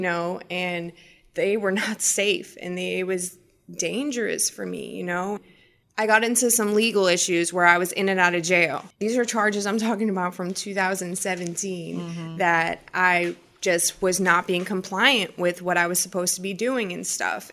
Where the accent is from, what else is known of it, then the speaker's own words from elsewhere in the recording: Massachusetts, United States; growing up, I grew up in Massachusetts